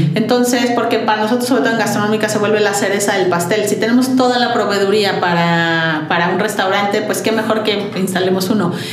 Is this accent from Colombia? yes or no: no; Mexico; somos un par de socios mexicanos